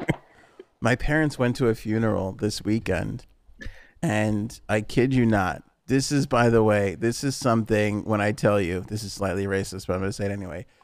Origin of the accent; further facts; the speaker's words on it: New York, United States; as a New Yorker